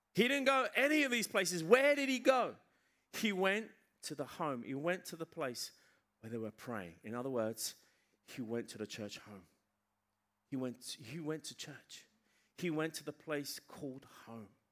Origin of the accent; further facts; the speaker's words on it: England, United Kingdom; moved away; I was raised in England